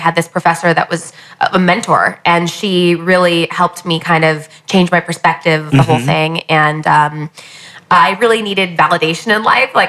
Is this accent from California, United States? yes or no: yes; California, United States; moved away as an adult; also born or lived in Upstate New York; now in New York City, United States; I'm from California.